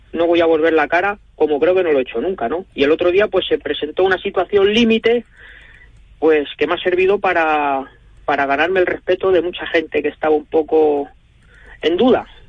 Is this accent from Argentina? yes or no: no; Guadalajara, Castilla-La Mancha, Spain; poder volver a mi tierra